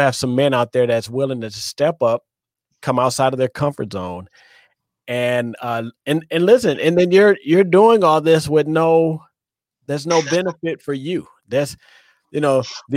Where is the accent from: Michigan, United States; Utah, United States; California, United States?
Michigan, United States; Detroit; I come out of the inner city. I'm from Detroit.